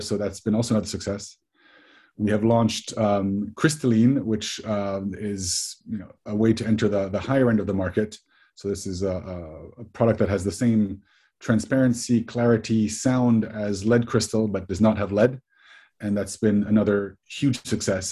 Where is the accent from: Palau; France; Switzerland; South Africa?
Switzerland; moved away as an adult; also born or lived in United States; I grew up in Switzerland. I'm, I'm Swiss and American. Went to the US for, for university